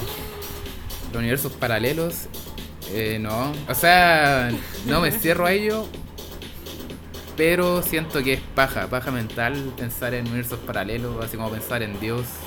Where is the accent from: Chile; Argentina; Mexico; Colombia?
Chile; acá en Chile